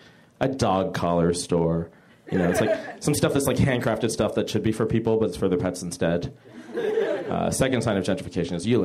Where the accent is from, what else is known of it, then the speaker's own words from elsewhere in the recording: San Francisco, California, United States; I am from the Bay Area, where we don't really have an entertainment industry